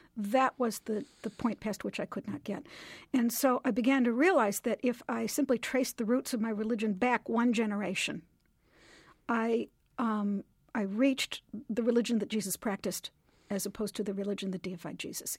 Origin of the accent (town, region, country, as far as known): Lombard, Illinois, United States; born or raised there